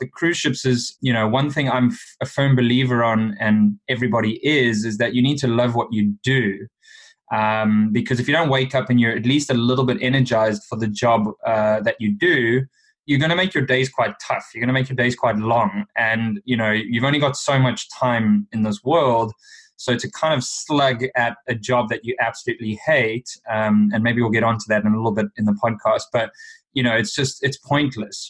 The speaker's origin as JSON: {"language": "English", "country": "South Africa", "tie": "born or raised there", "moved": "as an adult", "said": "Growing up in South Africa"}